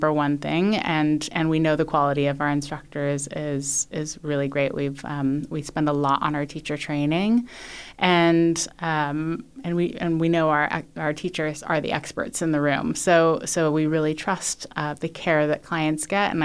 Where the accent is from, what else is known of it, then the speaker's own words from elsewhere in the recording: United States; moved away as an adult; being American